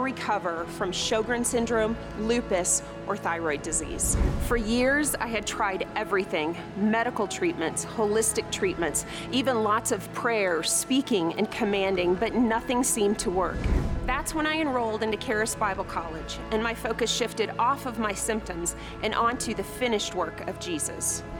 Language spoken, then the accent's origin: English; Woodland Park, Colorado, United States; I'm from Woodland Park, Colorado.